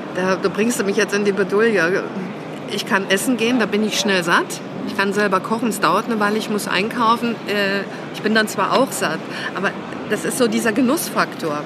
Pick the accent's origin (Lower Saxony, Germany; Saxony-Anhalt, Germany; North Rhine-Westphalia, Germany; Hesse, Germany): Saxony-Anhalt, Germany; moved away; also born or lived in Thuringia; aus der Gegend, wo ich herkomme, ich bin Anhaltinerin